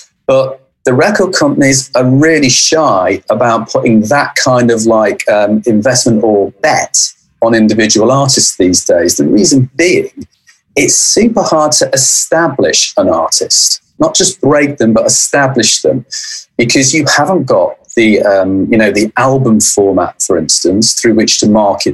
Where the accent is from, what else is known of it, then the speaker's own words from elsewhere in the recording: Manchester, North West England, United Kingdom; I come from Manchester